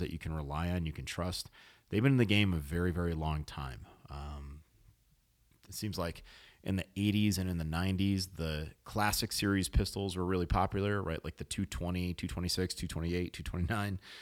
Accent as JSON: {"language": "English", "region": "New England", "country": "United States", "tie": "born or raised there", "said": "I was born in New England"}